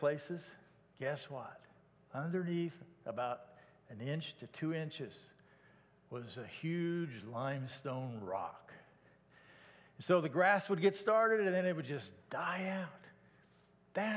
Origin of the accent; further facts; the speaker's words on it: Iowa, United States; moved away as an adult; also born or lived in Garland, Texas; I was raised in Iowa